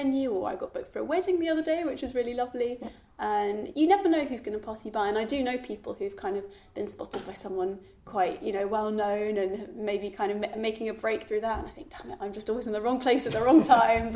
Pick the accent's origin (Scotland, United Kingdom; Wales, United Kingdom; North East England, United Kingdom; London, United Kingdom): London, United Kingdom; growing up in London, you don't necessarily have that sort of traditional folky scene